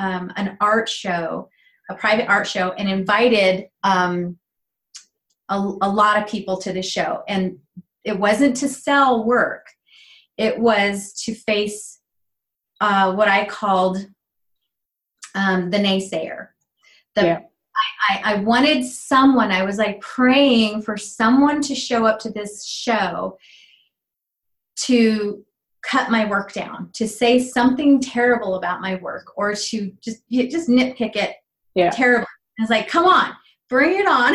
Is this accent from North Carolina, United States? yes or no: no; Arizona, United States; also born or lived in Mexico; now in Prescott, United States; I decided to move to Arizona, this is where I'm from